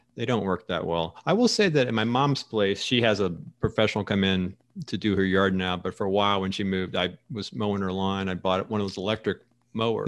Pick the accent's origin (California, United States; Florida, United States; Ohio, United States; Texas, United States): Florida, United States; now in Arizona, United States; growing up in Florida